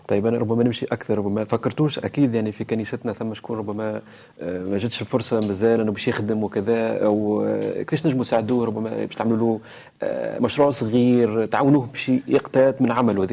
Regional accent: Tunisia; accent: Tunisian; لهجتنا، لهجة تونسية

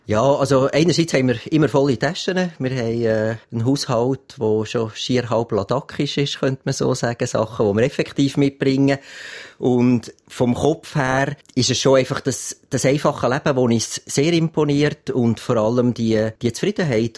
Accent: Switzerland; als Schweizer haben wir natürlich sehr viele schöne Gipfel da im eigenen Land

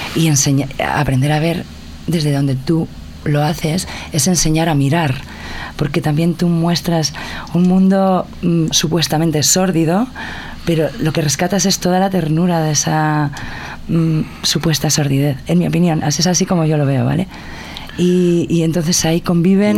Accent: Valencian Community, Spain; una vez hecha toda la promoción de mi tierra

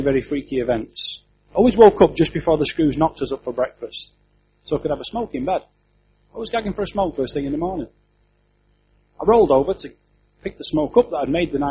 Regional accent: Yorkshire and the Humber, United Kingdom; I'm a Yorkshireman

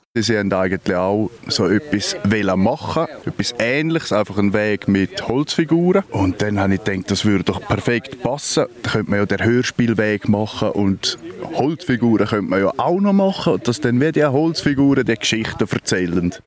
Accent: Obersaxen, Graubünden, Switzerland; hier in Obersachsen, in meiner Heimat

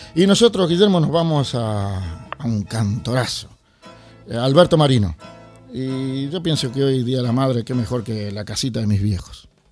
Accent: Montevideo, Uruguay; Yo que soy de Montevideo

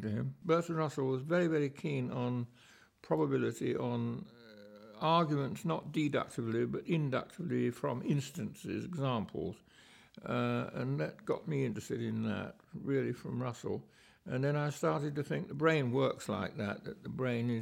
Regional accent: London, United Kingdom; I was brought up in London, where my father had his observatory

